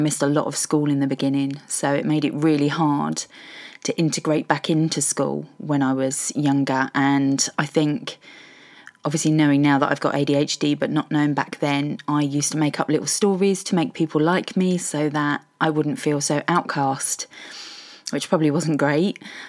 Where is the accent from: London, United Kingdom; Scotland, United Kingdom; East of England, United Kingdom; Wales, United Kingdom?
East of England, United Kingdom; Welwyn Garden City; now in Norwich, United Kingdom; I'm originally from Hertfordshire, Welwyn Garden City, Hertfordshire Hedgehog.